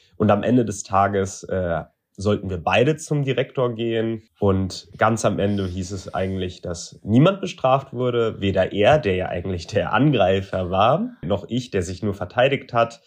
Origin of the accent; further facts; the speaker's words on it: Frankfurt, Hesse, Germany; now in Berlin, Germany; dass ich nach Frankfurt, meiner Geburtsstadt und Berlin, meinem Wohnort in Köln, am häufigsten in Deutschland anzutreffen bin.